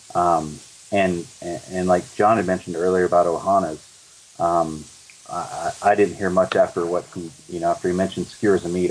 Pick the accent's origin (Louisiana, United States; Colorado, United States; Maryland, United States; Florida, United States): Colorado, United States; we're from Colorado